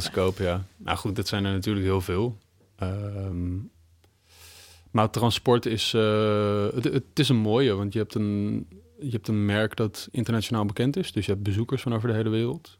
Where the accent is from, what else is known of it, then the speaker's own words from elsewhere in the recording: Amsterdam, North Holland, Netherlands; Ik eh, kom uit Amsterdam. Ik ben een Amsterdammer.